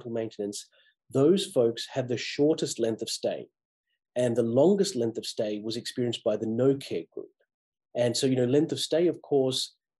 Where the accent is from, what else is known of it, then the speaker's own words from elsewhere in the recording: Australia; moved away as an adult; also born or lived in Massachusetts; now in United States; I grew up in Australia depending on the public health system for my healthcare